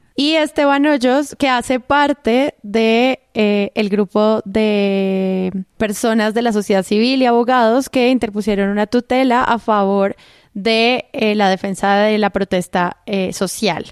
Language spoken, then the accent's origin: Spanish; Colombia; accent: paisa; mi acento real es paisa y en mi suprema, no sé, arrogancia mental, hablo rolo